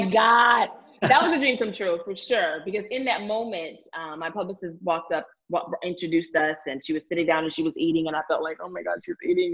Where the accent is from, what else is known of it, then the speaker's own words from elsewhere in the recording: Lake Charles, Louisiana, United States; moved away; also born or lived in Houston, Texas; I'm from Lake Charles, Louisiana